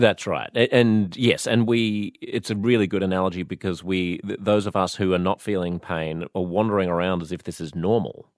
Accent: Australia; I was born in Australia

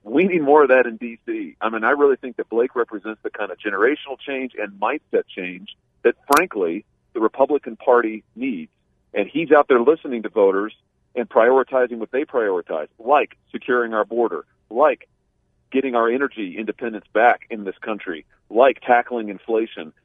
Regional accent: Missouri, United States; my home state of Missouri

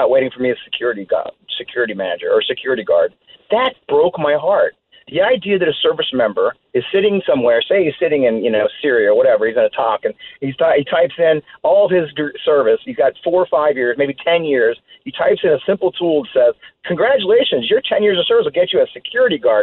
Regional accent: Kirkwood, Missouri, United States; moved away; I'm from Kirkwood, Missouri

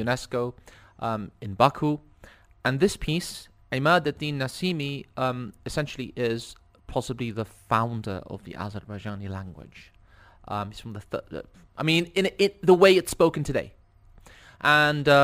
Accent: London, United Kingdom; I grew up in London, in a place called Ealing, very multicultural

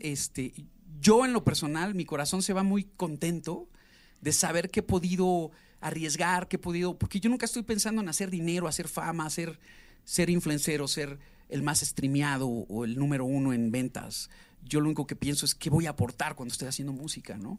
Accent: Mexico; also born or lived in Mexico City / Atizapán de Zaragoza, State of Mexico / Mérida; el mexicano, ya sabes que somos así

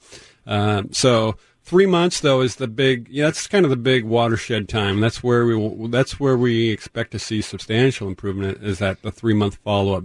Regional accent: Tacoma, Washington, United States; I grew up on Vassault Street, up not too far from Point Defiance, so good to hear another Tacoma person

